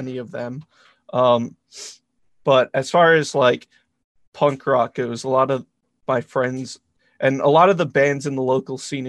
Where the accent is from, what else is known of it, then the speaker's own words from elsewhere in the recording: Rhode Island, United States; I'm from Rhode Island